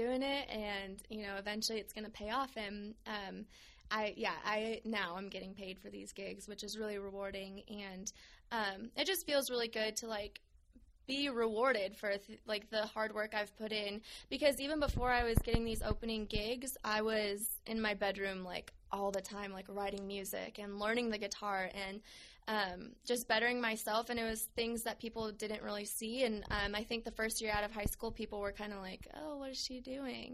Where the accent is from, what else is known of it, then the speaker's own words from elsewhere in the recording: South Dakota, United States; now in Tucson, United States; I'm originally from South Dakota, and growing up, my mom was a stay-at-home mom